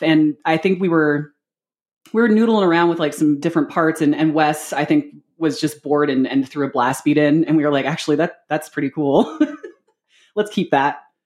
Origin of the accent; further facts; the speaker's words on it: Seattle, Washington, United States; moved away as an adult; also born or lived in San Antonio, Texas; now in Columbus, United States; I am actually born and raised from Seattle, Washington. Uh, like true, true Seattle, not, not the, not the burbs